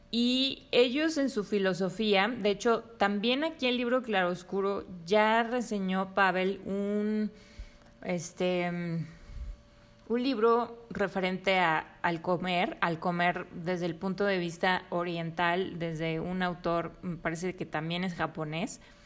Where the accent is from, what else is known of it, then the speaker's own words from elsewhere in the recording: Mexico; nosotros em, como mexicanos